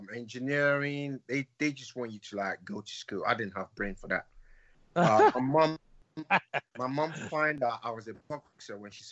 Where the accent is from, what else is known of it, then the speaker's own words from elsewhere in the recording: Nigeria; As a Nigerian, African parents don't want their children to have anything to do with boxing. The perception of boxing in Nigeria is not great.